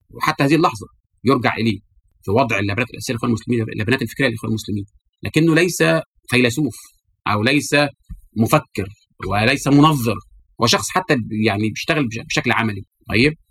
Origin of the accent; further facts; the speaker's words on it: Algeria; جمعيه المسلمين عندنا في الجزائر